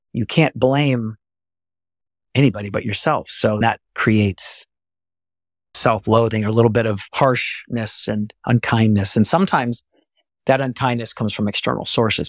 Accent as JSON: {"language": "English", "region": "Texas", "country": "United States", "said": "I'm from Texas"}